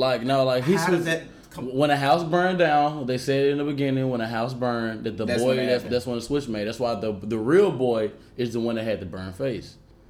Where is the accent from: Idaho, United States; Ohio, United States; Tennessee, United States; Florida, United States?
Tennessee, United States; Memphis; now in Los Angeles, United States; I'm from Memphis, Tennessee. Now, I live out here in L.A. We both moved out here at the same time.